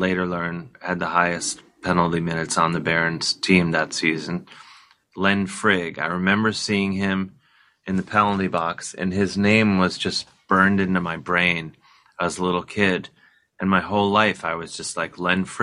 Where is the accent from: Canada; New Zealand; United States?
United States; Cleveland, Ohio; I grew up in Cleveland